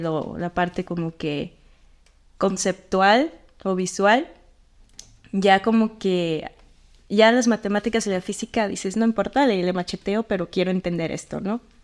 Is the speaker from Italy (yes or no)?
no; Sinaloa, Mexico; moved away; donde yo soy en Sinaloa, este, en mi pueblo